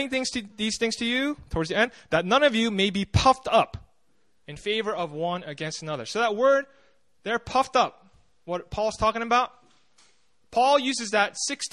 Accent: New Jersey, United States; moved away; when I grew up in the States, I grew up in New Jersey

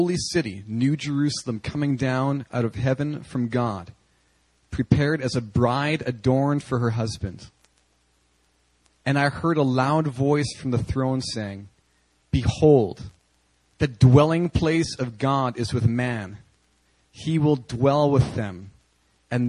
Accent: the Prairies, Canada; as a little boy growing up in Canada on the prairies

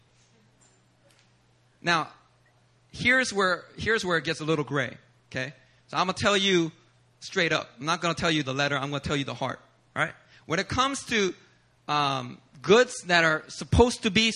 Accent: Philadelphia, Pennsylvania, United States; I'm from Philly

